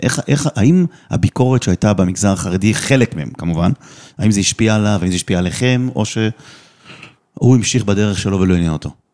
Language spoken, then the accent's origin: Hebrew; Netherlands; נולדתי גם שם בהולנד